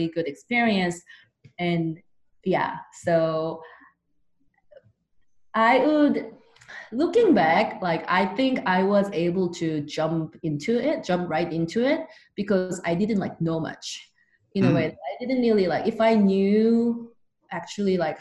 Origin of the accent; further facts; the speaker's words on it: South Korea; now in United States; I'm originally from South Korea